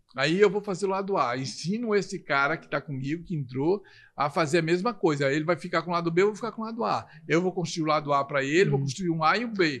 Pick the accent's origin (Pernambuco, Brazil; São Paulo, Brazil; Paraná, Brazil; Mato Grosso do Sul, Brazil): Pernambuco, Brazil; Recife; moved away; quando eu desço no aeroporto em Recife, que é a minha terra natal